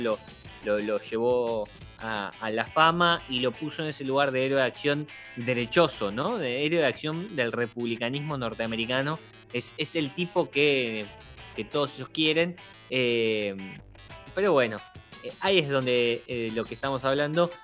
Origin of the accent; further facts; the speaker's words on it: Argentina; nosotros que somos argentinos